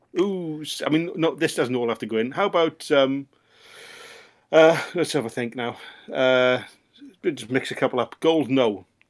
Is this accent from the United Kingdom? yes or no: yes; Swansea, Wales, United Kingdom; I'm from Swansea